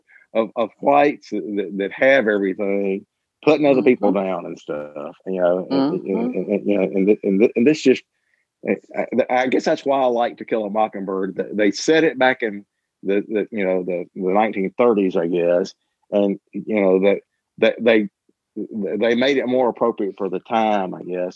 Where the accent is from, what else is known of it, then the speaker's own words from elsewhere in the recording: Mississippi, United States; I grew up in Mississippi